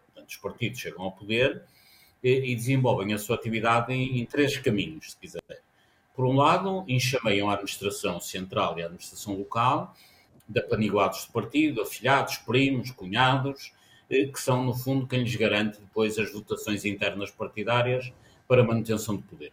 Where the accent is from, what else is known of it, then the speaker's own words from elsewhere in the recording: Castelo, Alto Minho, Norte, Portugal; eu nasci em Castelo, no Alto Minho